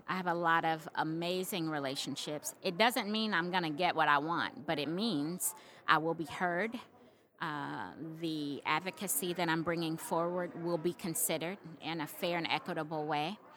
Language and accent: English; Little Rock, Arkansas, United States; how proud I am to be from Little Rock, how proud I am to be from Arkansas